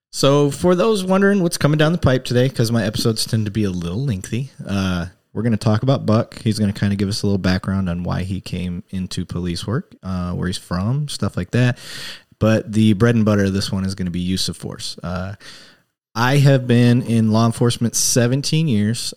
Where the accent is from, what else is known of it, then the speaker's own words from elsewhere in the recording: Flint, Michigan, United States; growing up in Flint